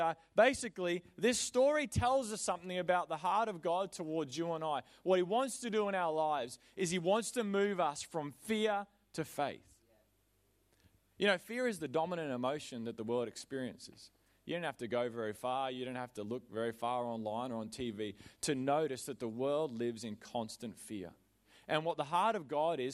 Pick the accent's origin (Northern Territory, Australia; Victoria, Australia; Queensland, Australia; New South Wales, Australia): Queensland, Australia; I am a Queenslander in my heart. I have been there since the day I was born.